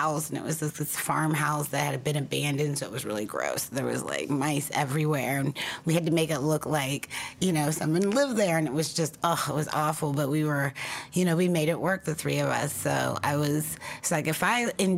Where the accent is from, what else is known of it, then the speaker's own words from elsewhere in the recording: outside of Dayton, Ohio, United States; in Ohio, I grew up sort of outside of Dayton, which is sort of central Ohio, and it was a little rural.